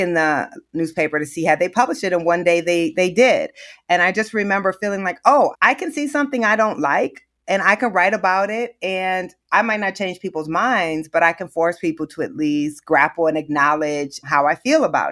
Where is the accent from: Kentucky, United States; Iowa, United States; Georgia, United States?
Iowa, United States; Waterloo; I grew up in Waterloo, Iowa